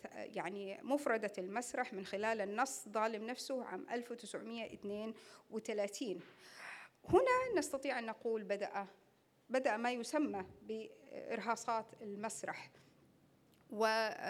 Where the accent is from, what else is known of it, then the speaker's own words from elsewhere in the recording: Saudi Arabia; احنا كمسرح سعودي